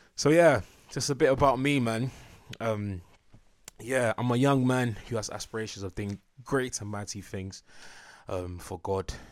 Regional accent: Enfield, London, United Kingdom; I'm a North Londoner. North London is the best, do you know what I'm saying? Born and raised, Enfield

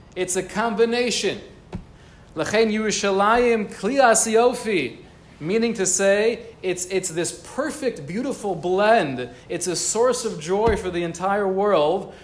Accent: United States; growing up in America

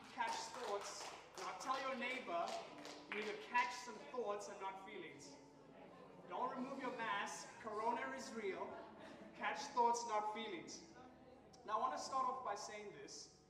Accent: Nairobi, Kenya; I'm from Nairobi, Kenya

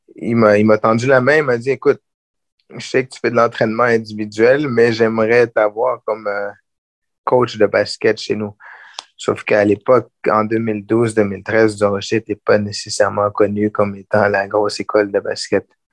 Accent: Gatineau, Quebec, Canada; J'ai grandi à Gatineau.

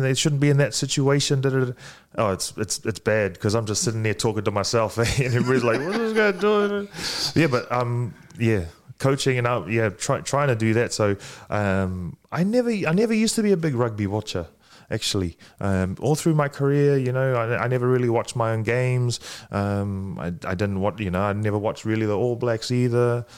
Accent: Fiji; moved away; also born or lived in New Zealand; I was born in Fiji. I, I grew up speaking a little bit of Fijian, uh, moved to New Zealand

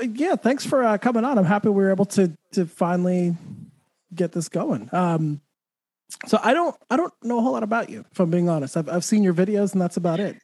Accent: Santa Fe, New Mexico, United States; also born or lived in Texas; now in Florida, United States; New Mexico, where I'm from

